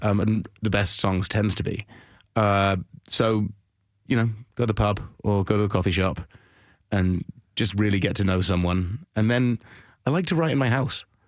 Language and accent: English; London, United Kingdom; moved away; I'm from London